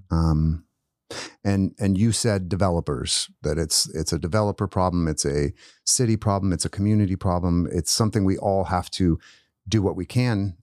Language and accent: English; Post Falls, Idaho, United States; now in Spokane, United States; I didn't grow up in Spokane, but, but I grew up in North Idaho